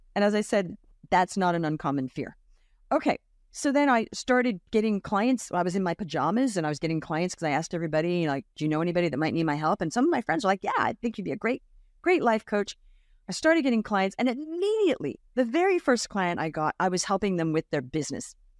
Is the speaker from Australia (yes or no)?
yes; Australia; moved away as an adult; also born or lived in United States / Brooklyn, New York; I grew up in Australia